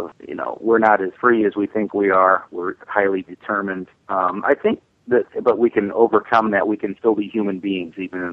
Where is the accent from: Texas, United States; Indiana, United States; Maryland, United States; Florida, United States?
Indiana, United States; Indianapolis; I'm from Indianapolis